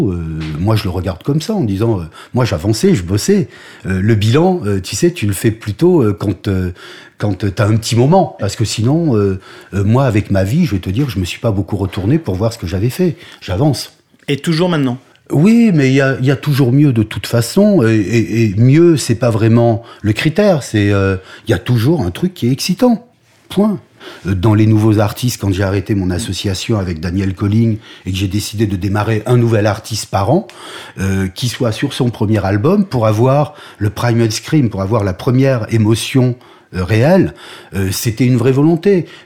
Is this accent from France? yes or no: no; Algeria; born there; je suis un chanteur de rock. Euh, je suis né en Algérie, point.